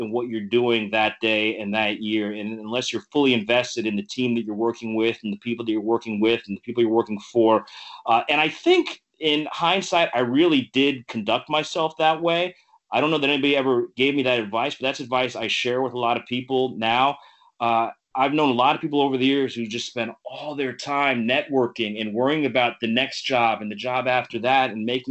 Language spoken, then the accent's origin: English; South Florida, United States; moved away as an adult; also born or lived in Rochester / San Diego / Boston; I grew up in South Florida